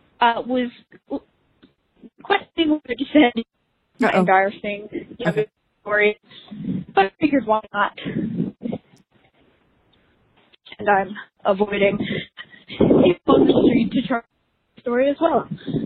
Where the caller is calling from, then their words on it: Philadelphia, Pennsylvania, United States; I'm a listener from Philadelphia.